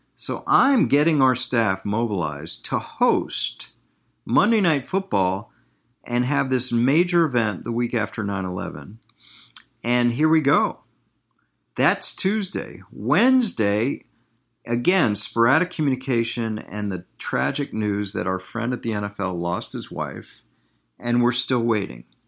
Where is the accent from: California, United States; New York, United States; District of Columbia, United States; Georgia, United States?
District of Columbia, United States; Washington; moved away as an adult; also born or lived in Green Bay, Wisconsin; I'm from Washington, D.C.